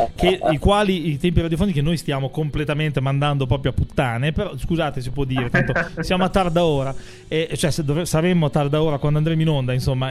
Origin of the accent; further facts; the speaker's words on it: Emilia-Romagna, Italy; io che sono romagnolo quindi tendenzialmente sono un po' sburone